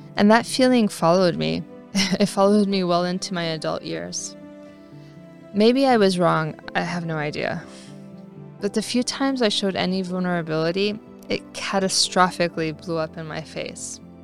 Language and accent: English; California, United States; moved away as an adult; also born or lived in Paris, France; I grew up in California